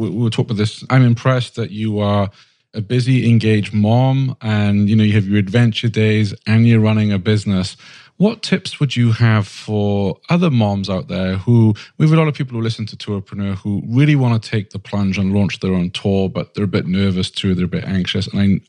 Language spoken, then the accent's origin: English; Sweden; moved away as an adult; now in San Francisco, United States; so I moved to San Francisco from Sweden, didn't know my way around.